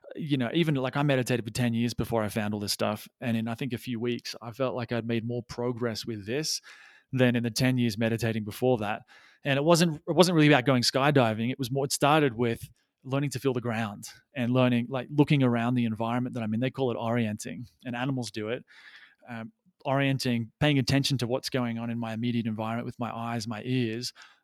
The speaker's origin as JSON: {"language": "English", "country": "Australia", "also_born_or_lived": "Thailand", "moved": "yes", "lives_now": "Peru", "said": "I you can probably maybe able to hear from the accent that I am Australian, though I have lost my accent, or some of it anyway, because I've been overseas for a long time."}